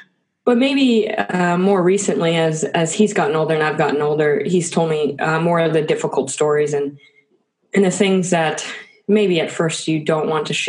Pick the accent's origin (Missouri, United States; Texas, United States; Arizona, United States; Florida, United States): Florida, United States; Tampa; Yeah, well, I think that half of New York City moves to Florida.